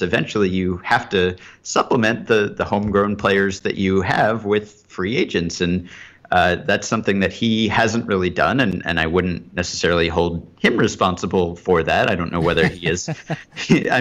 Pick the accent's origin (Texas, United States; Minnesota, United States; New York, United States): New York, United States; New York City; I grew up in Manhattan